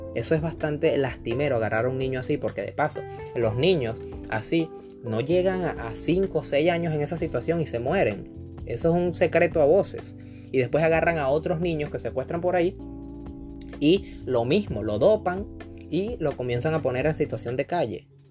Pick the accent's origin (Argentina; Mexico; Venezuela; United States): Venezuela; now in Chile; a los venezolanos que estamos remotamente bien